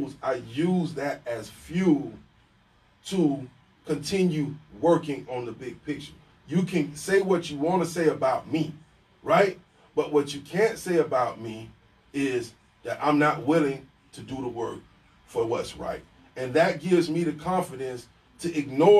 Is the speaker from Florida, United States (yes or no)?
yes; St. Petersburg, Florida, United States; I come from South St. Pete, where that culture is like, if you grew up on 9th Street, really didn't go across 34th Street